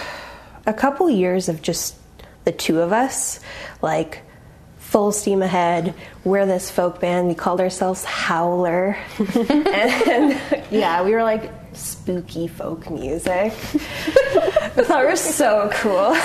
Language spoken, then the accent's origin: English; Grimsby, Ontario, Canada; I grew up in Grimsby, Ontario.